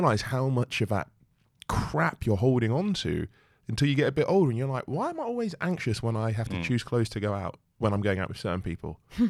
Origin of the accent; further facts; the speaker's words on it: South East England, United Kingdom; I did a lot of growing up in Kent.